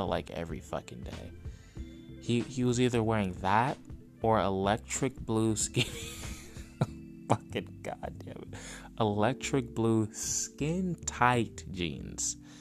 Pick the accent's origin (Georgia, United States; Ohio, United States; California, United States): California, United States; I'm from California